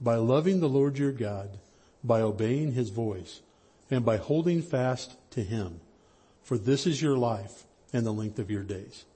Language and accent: English; High Sierras, Northern California, United States; I grew up in Northern California in the High Sierras